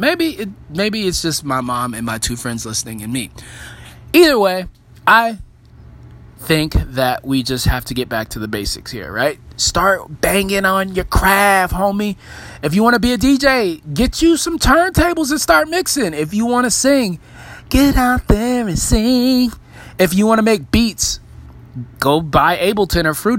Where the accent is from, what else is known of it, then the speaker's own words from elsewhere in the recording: the South, United States; I'm from the South